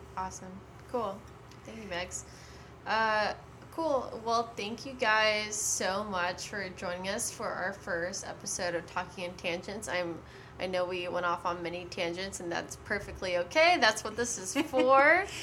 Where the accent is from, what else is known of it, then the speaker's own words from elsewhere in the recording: San Antonio, Texas, United States; also born or lived in Austin, Texas / Houston, Texas; now in California, United States; I am from San Antonio